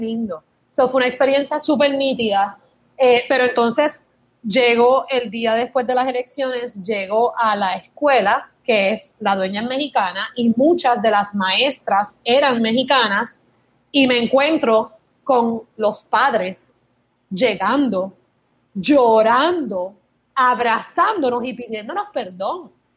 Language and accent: Spanish; Puerto Rico; accent: Puerto Rican; moved away as an adult; also born or lived in Michigan; tengo acento de Puerto Rico